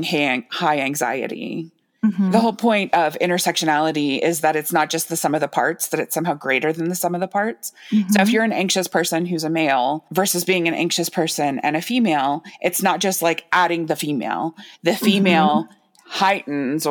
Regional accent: United States; I was born in the United States

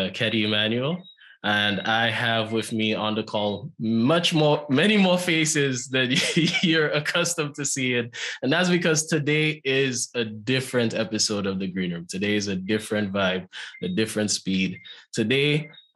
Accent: St. Lucia; I'm from St. Lucia

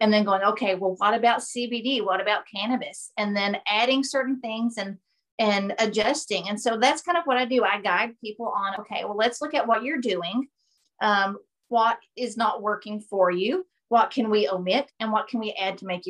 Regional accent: Appalachian Mountains, Kentucky, United States; also born or lived in Tennessee; I've been born and raised in the Appalachian Mountains.

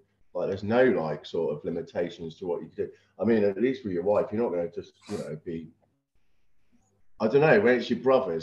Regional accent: Weymouth, South West England, United Kingdom; we grew up in Weymouth.

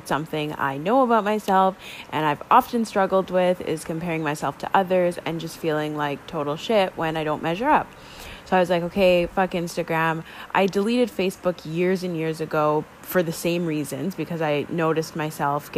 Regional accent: Canada; I am Canadian

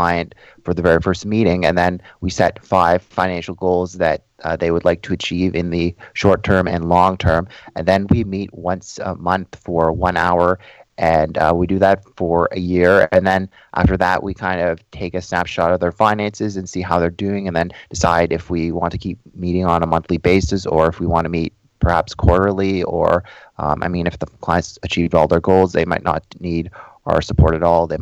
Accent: Toronto, Ontario, Canada; I was born and raised in Toronto, Ontario

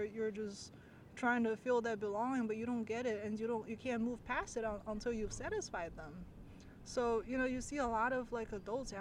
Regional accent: China; me growing up in China

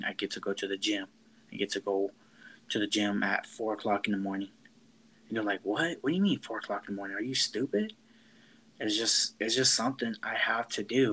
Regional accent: Florida, United States; I was never born in Mexico. I was born in Florida

